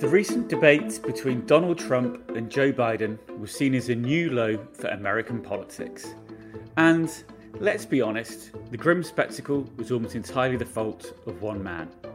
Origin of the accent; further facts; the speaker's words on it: United Kingdom; now in United States; I'm a British journalist living and working in America